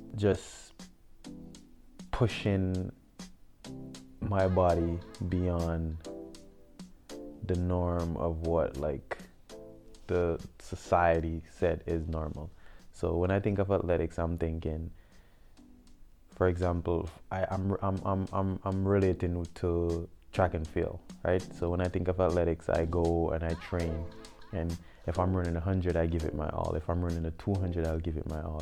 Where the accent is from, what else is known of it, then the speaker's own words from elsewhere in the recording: Westmoreland, Jamaica; also born or lived in St. Mary, Jamaica; I'm a Jamaican native. Um, I was born in the rural parish of St. Mary, and at a young age, um, my mom moved to the west end of Jamaica, so um, Westmoreland. Um, I grew up in Westmoreland.